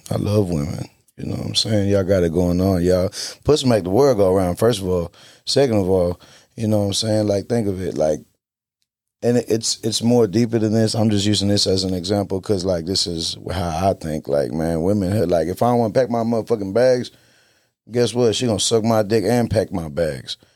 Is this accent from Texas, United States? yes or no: yes; South Side, Texas, United States; I'm from the South Side